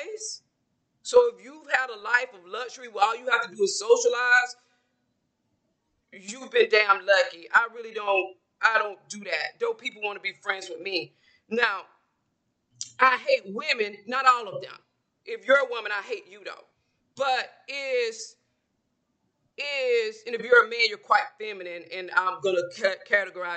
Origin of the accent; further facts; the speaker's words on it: a small town in Georgia, United States; I'm from Georgia, a small town in Georgia. So I grew up around women